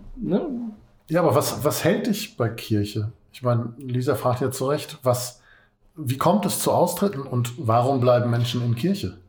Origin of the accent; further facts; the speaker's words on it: Katernberg, North Rhine-Westphalia, Germany; ich komme aus Katernberg